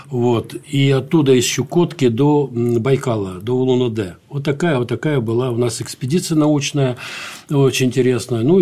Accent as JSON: {"language": "Russian", "region": "Baku", "country": "Azerbaijan", "tie": "born there", "also_born_or_lived": "Dagestan / Ukraine", "said": "Э, я вообще родился в Баку."}